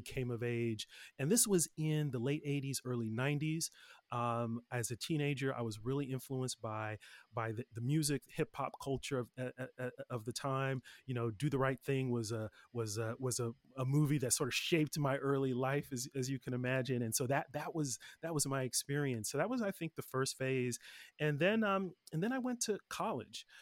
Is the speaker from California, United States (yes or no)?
yes; Los Angeles, California, United States; also born or lived in Oakland / Nigeria; I grew up in the Los Angeles area with a few different phases